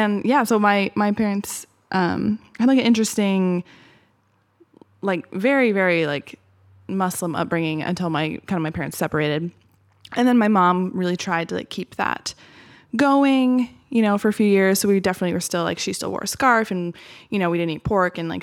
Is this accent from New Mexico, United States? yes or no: no; Beaverton, Oregon, United States; I grew up mostly in Beaverton.